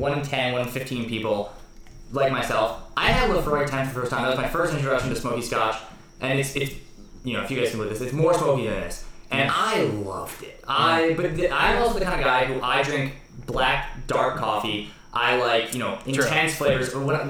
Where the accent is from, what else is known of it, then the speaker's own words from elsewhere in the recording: United States; Brandon Barrel Whiskey spelled with an E because we're American.